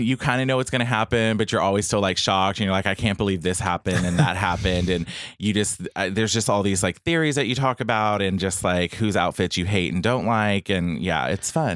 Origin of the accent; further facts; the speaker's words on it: Bay City, Texas, United States; from Bay City, Texas, which which is an hour and thirty minutes south of Houston